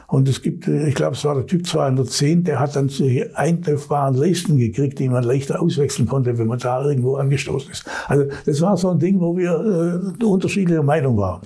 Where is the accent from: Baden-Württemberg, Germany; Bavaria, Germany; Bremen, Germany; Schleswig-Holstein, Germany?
Bavaria, Germany; Allgäu; ich bin ja im Allgäu aufgewachsen